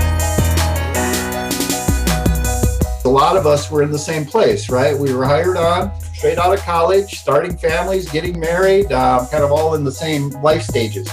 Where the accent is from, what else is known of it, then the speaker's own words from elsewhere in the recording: Minnesota, United States; also born or lived in Chicago; I was raised here in Minnesota